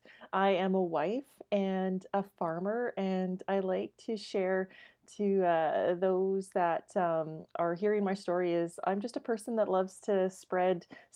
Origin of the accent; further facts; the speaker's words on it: Watrous, Saskatchewan, Canada; And I just loved growing up in Watrous.